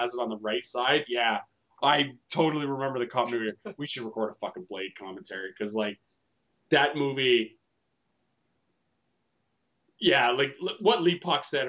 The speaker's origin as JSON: {"language": "English", "country": "Canada", "said": "we're all Canadian here"}